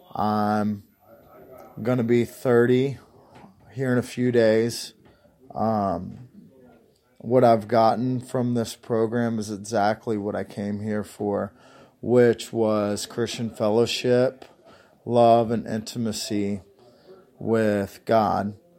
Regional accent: Union, Kentucky, United States; I'm from Union, Kentucky.

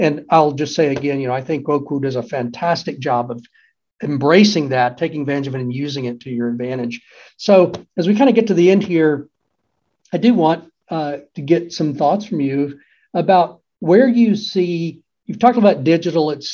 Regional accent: Austin, Texas, United States; I grew up in Austin, loved being on campus

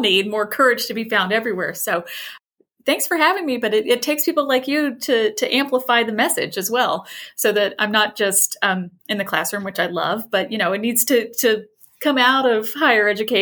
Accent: rural southwestern Indiana, United States; moved away; I am from rural Indiana. So like middle of nowhere in Indiana, southwestern portion, lots of cornfields.

